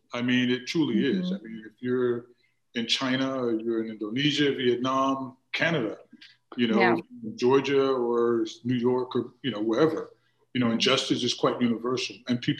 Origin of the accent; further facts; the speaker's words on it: Germany; I was raised as an Army brat. So we were raised primarily in Germany and then traveled around a lot.